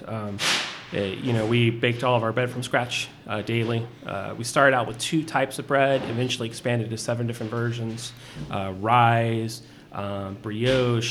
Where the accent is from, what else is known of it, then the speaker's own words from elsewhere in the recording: Corpus Christi, Texas, United States; moved away as an adult; also born or lived in Portland, Oregon; now in Austin, United States; I grew up in South Texas. Corpus Christi is my hometown